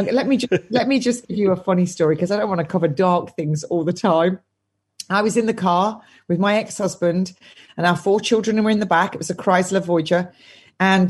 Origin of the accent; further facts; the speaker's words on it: England, United Kingdom; I'm English.